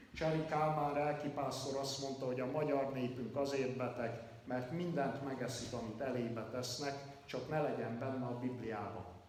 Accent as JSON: {"language": "Hungarian", "area": "Kalotaszeg", "region": "Transylvania", "country": "Romania", "tie": "born or raised there", "also_born_or_lived": "Hațeg area, Romania", "moved": "as an adult", "said": "30 éves koromig Erdélybe, Kalotaszegen nem hallottam evangéliumot"}